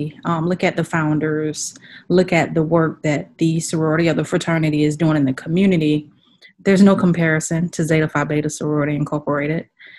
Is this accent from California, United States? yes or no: no; Sarasota, Florida, United States; Sarasota, Florida.